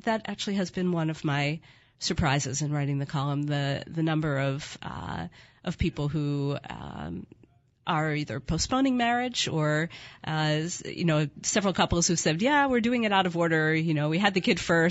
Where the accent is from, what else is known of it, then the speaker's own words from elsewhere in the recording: Philadelphia, Pennsylvania, United States; moved away as an adult; also born or lived in Connecticut / Washington, D.C.; now in Portland, United States; I grew up in Philadelphia and went to school in Connecticut, lived in Washington, D.C., and then moved to Portland, Oregon